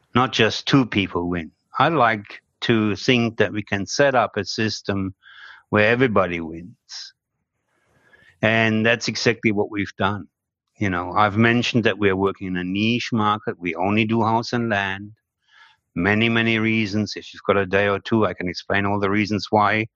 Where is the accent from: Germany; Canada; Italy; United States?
Germany; moved away as an adult; now in Australia; it is a German name